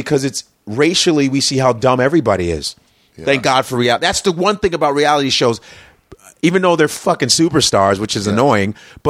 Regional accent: Chicago, Illinois, United States; also born or lived in Lincoln, Nebraska; now in New York, United States; we're both from Chicago

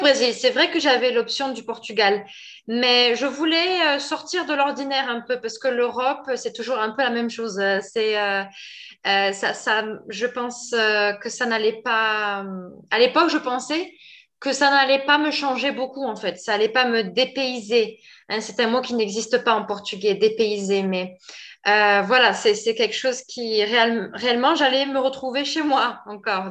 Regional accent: Pau, Nouvelle-Aquitaine, France; moved away as an adult; now in Brazil; je suis française et je suis née dans le sud-ouest de la France, dans la ville de Pau.

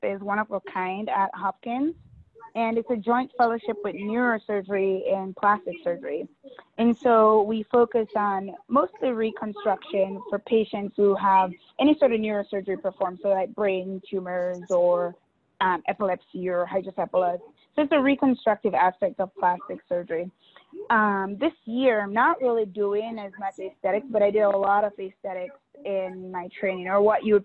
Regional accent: Jamaica; moved away as an adult; now in United States; I was born and raised in Jamaica

